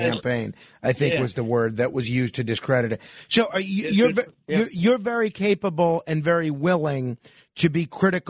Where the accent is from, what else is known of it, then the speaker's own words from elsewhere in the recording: New York City, New York, United States; I am a proud Staten Islander, and my parents are from Brooklyn, so I consider myself a relative of almost one generation removed, two generations removed from Italy